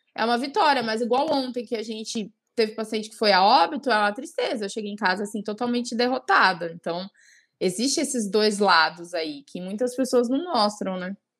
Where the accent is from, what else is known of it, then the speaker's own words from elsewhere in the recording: São Bernardo do Campo, São Paulo, Brazil; moved away as an adult; now in Cuiabá, Brazil; eu sou natural de São Paulo, de São Bernardo do Campo, e eu moro há sete anos já no Mato Grosso, em Cuiabá. Eu vim para cá fazer faculdade